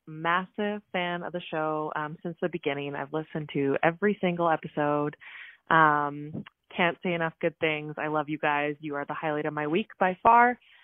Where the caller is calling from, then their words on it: Calgary, Alberta, Canada; I'm calling from Calgary, Alberta